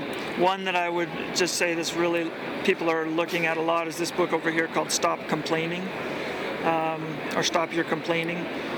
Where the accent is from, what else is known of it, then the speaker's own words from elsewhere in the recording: Bolivia; Well, I grew up down in Bolivia, South America. My parents were missionaries down there with Wycliffe Bible Translators.